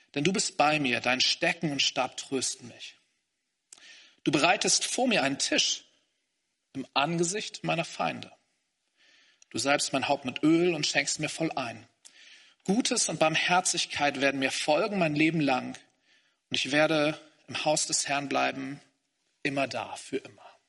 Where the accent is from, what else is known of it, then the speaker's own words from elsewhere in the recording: Hamburg, Germany; moved away as an adult; now in Greifswald, Germany; Ich komme aus Hamburg eigentlich. Ich habe da bei meinen Eltern zuerst gelebt